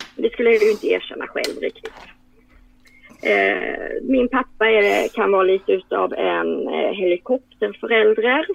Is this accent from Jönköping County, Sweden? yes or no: no; Karlskrona, Blekinge, Sweden; jag kommer också från Karlskrona